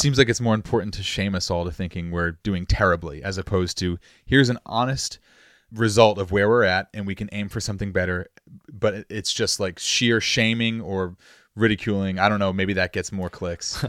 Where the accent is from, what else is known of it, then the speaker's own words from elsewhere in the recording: Massachusetts, United States; I'm from Massachusetts, and I got my L T C a few years ago